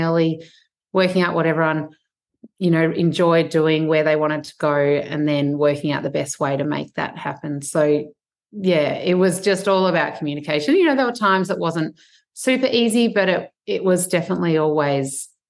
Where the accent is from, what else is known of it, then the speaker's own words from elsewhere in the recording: north of Lake Bolac, Western Victoria, Australia; I grew up in Western Victoria, so just north of Lake Bolac, went to Ballora Primary School, had, great childhood on a sheep and cropping farm